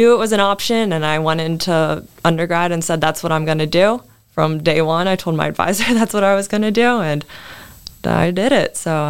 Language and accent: English; Maryland, United States; moved away; I'm from Maryland.